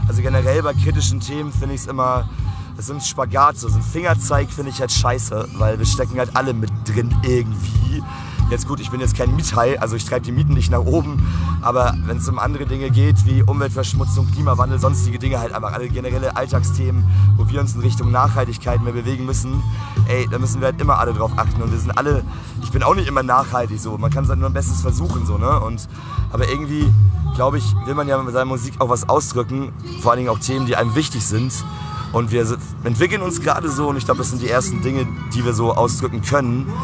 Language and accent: German; Flensburg, Schleswig-Holstein, Germany; now in Berlin, Germany; Ich komme eigentlich aus Flensburg